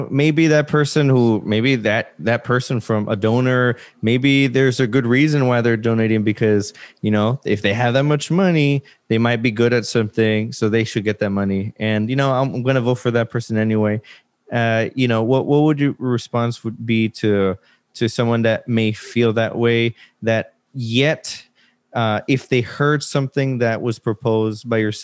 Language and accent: English; Laredo, Texas, United States; moved away as an adult; now in San Antonio, United States; I'm from Laredo.